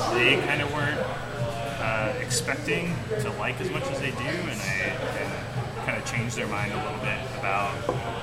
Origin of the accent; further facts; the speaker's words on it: Bellingham, Washington, United States; I'm actually from Bellingham